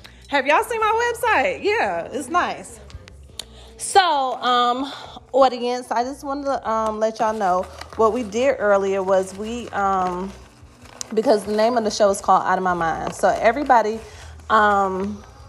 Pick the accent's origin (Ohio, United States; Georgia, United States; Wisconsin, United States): Georgia, United States; Atlanta; I love living in Atlanta. I mean, I've been here since I was 8 years old